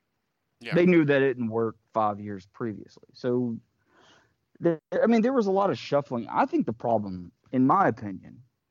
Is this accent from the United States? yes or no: yes; Jackson, Mississippi, United States; I'm from Jackson, Mississippi area.